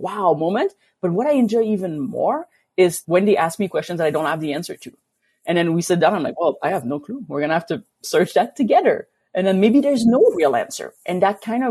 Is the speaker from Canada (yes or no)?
yes; Quebec, Canada; now in Alberta, Canada; coming from Quebec, and I grew up kind of in a very like lake district